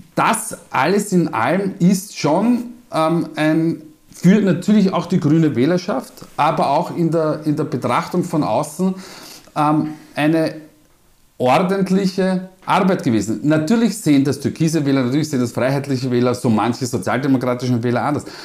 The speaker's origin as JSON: {"language": "German", "region": "Vienna", "country": "Austria", "accent": "Wiener Dialekt", "said": "meinen Wiener Dialekt"}